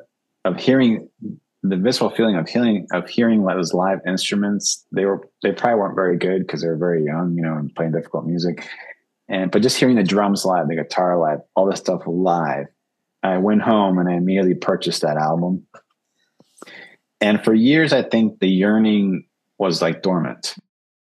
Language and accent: English; Annandale, Virginia, United States; moved away as an adult; also born or lived in Uruguay / New York City; now in New York, United States; I grew up in the D.C. area, in Northern Virginia, in Annandale and Springfield, basically, suburb of Washington, D.C.